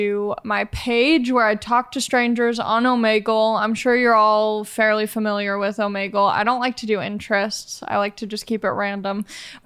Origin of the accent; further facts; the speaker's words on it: Los Angeles, California, United States; I'm from Los Angeles